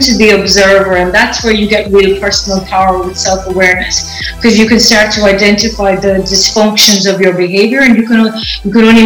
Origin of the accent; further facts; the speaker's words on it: Ireland; moved away as an adult; also born or lived in United Kingdom; now in Los Angeles, United States; I'm Irish, so I have just recently relocated from Ireland to the US